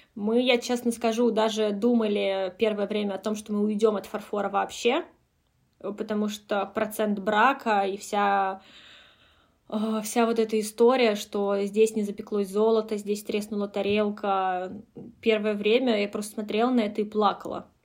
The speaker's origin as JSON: {"language": "Russian", "town": "Kolomna", "region": "Moscow Oblast", "country": "Russia", "tie": "born or raised there", "said": "я сама родилась в Коломне"}